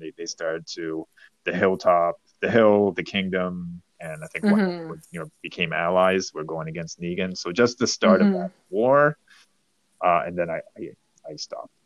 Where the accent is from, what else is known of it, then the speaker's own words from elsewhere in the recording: Toronto, Ontario, Canada; my hometown of Toronto